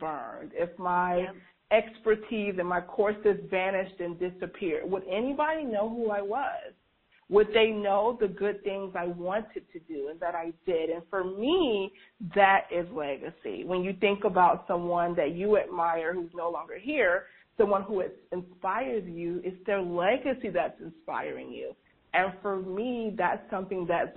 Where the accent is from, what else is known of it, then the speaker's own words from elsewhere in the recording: Georgia, United States; as a kid growing up in the Deep South in a, you know, very racially tense, even in my generation, there was a lot of racial tension growing up in Georgia